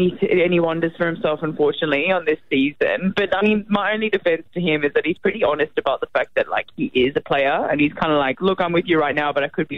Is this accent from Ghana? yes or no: no; Mauritius; I was born and raised in Mauritius, actually, and my mum's South African, so I'm a bit... My dad's Mauritian, mum's South African.